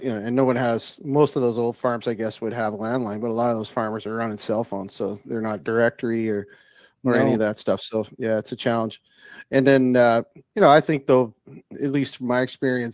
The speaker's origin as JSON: {"language": "English", "region": "Saskatchewan", "country": "Canada", "tie": "born or raised there", "said": "I'm originally from Saskatchewan as well, and my dad in the wintertime had me out coyote hunting."}